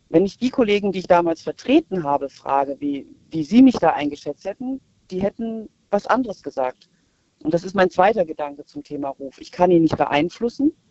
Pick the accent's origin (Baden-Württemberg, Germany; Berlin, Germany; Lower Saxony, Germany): Baden-Württemberg, Germany; Wir kommen aus Karlsruhe und Stuttgart.